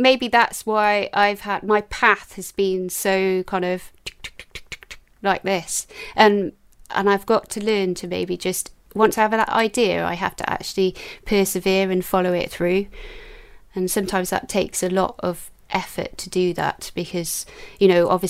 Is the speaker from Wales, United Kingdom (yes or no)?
yes; Newport, Wales, United Kingdom; also born or lived in London; I was brought up in Newport in South Wales, but I was born in London, but I only lived in London for 6 weeks.